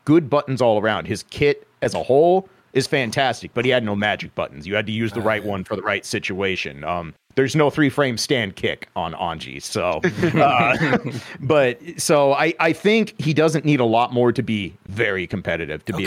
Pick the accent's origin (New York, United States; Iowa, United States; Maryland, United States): Iowa, United States; Des Moines; I am from Central Iowa, capital city, Des Moines